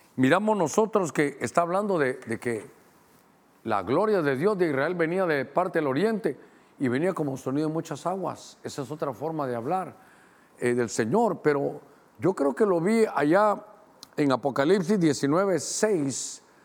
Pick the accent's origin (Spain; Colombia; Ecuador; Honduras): Honduras; a mí como catracho